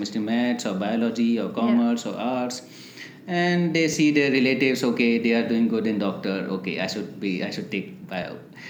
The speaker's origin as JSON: {"language": "English", "town": "Jodhpur", "region": "Rajasthan", "country": "India", "tie": "born or raised there", "also_born_or_lived": "Bali, Rajasthan / Sirohi, Rajasthan", "said": "born and brought up in Jodhpur, Rajasthan."}